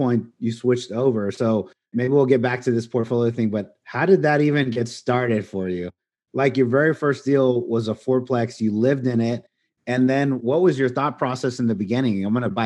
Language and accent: English; United States; U.S., we were born here